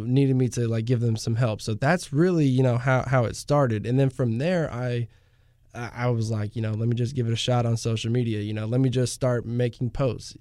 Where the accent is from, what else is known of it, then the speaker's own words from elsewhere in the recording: Pearland, Texas, United States; also born or lived in Houston; I'm originally from the Houston area, uh, born in Houston, uh, was raised in Pearland